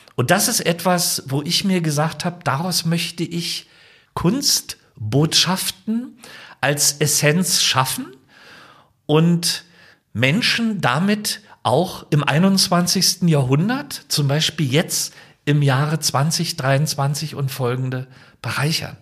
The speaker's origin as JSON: {"language": "German", "town": "Potsdam", "region": "Brandenburg", "country": "Germany", "tie": "born or raised there", "said": "meine Heimatstadt Potsdam"}